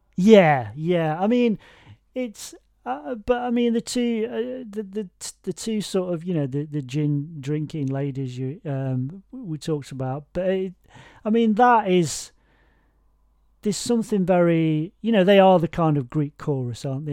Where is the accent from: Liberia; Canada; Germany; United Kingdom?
United Kingdom; I'm British